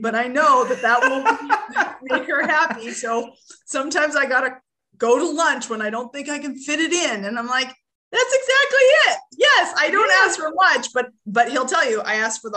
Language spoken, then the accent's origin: English; Canada; now in Arkansas, United States; I'm originally from Canada